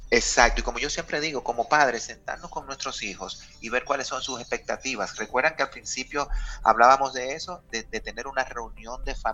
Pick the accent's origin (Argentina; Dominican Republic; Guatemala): Dominican Republic; todo lo que nosotros como dominicanos queremos y necesitamos orientado a cambios